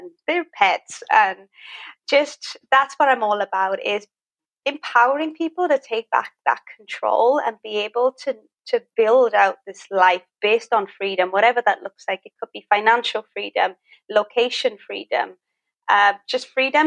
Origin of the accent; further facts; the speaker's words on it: Wales, United Kingdom; moved away as an adult; now in Thailand; I'm originally from Wales. And I moved here back in 2016